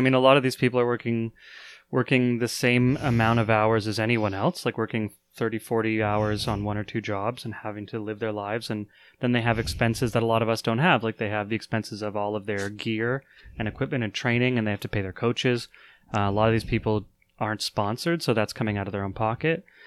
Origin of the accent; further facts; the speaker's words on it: Canada; a Canadian